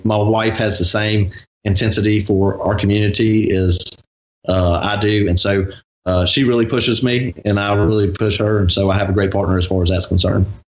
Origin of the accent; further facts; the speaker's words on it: Gulfport, Mississippi, United States; I was born in Gulfport uh, Memorial Hospital. I grew up on 39th and 10th Street, where my fa- father grew up.